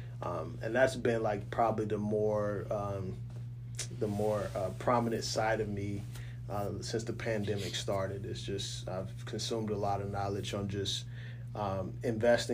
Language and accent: English; Oklahoma City, Oklahoma, United States; also born or lived in Kitsap County, Washington; now in Washington, United States; We're originally from Oklahoma City, but I live in, you know, Washington